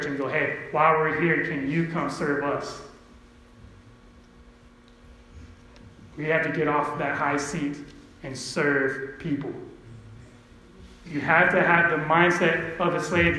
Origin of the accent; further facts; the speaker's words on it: Empire, California, United States; I'm from Empire